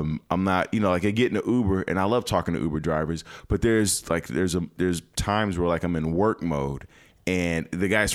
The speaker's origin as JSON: {"language": "English", "town": "Chicago", "region": "Illinois", "country": "United States", "moved": "yes", "lives_now": "Los Angeles, United States", "said": "I'm from Chicago. Chicago is one of the greatest cities in the world."}